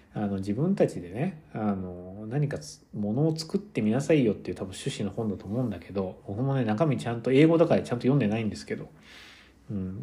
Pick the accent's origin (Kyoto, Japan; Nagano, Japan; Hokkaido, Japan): Kyoto, Japan; now in United States; 僕結構出身が京都だから